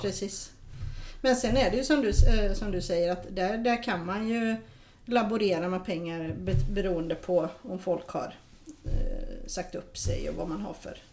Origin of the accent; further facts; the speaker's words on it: Sweden; vi är svenskar